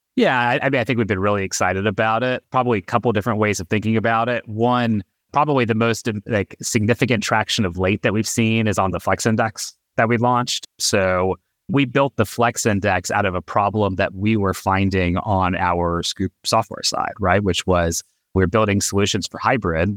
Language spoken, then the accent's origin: English; Atlanta, Georgia, United States; We grew up in Atlanta, and our high school was twenty-five miles away from where we lived.